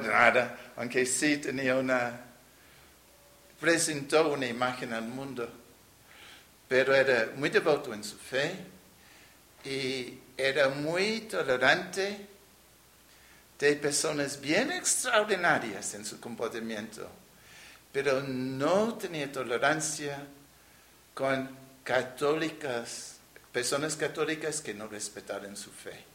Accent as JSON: {"language": "Spanish", "town": "New York City", "region": "New York", "country": "United States", "tie": "born or raised there", "also_born_or_lived": "Nueva Rosita, Coahuila, Mexico", "second_language": "Spanish", "moved": "as an adult", "lives_now": "Saltillo, Mexico", "said": "yo crecí en la ciudad de Nueva York Nací en Brooklyn"}